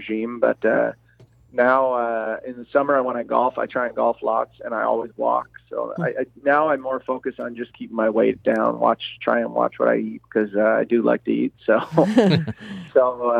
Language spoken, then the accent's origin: English; Prince Edward Island, Canada; now in Guelph, Canada; I've got friends that I grew up with back in Prince Edward Island